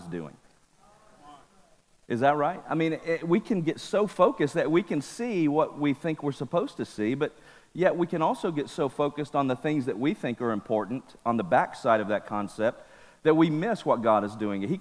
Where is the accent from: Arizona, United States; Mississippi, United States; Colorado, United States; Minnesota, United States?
Mississippi, United States; now in California, United States; I was raised in Mississippi